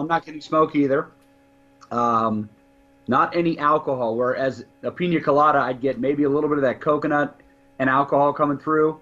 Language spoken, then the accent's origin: English; Ireland; I'm an Irishman